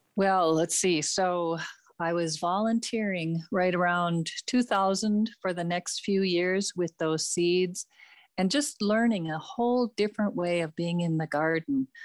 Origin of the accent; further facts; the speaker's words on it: Minneapolis, Minnesota, United States; I grew up in Minneapolis